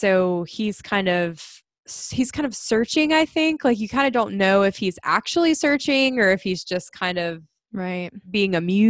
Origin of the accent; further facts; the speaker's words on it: Ireland; the two of us both being Irish.